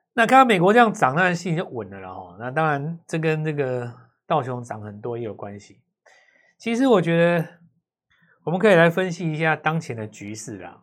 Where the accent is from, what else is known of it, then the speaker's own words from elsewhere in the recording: Taiwan; 那就表示说你没有抓到我们台湾人的精髓嘛